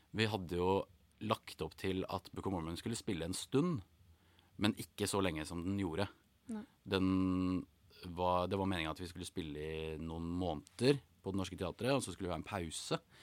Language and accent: Norwegian; Norway; moved away as an adult; also born or lived in England; da hadde jeg vært hjemme i Norge to ganger tidligere